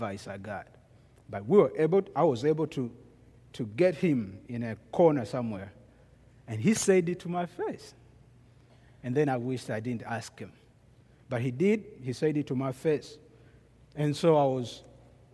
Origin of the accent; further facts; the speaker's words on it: Kampala, Central Region, Uganda; now in United States; I am from Kampala, Uganda. Kampala is the capital of Uganda.